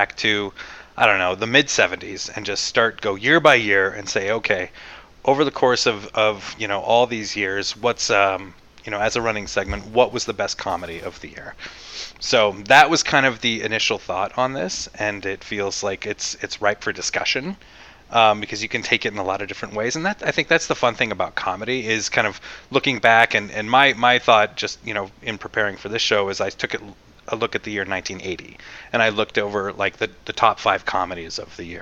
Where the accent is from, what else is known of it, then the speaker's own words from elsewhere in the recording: Colorado, United States; I grew up in Colorado